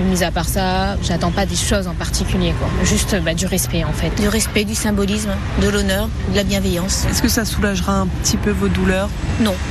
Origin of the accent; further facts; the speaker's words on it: Brittany, France; chez nous en Bretagne